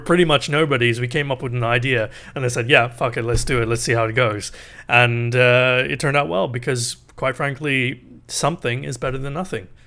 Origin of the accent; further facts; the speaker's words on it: England, United Kingdom; moved away as an adult; now in Canada; I grew up in England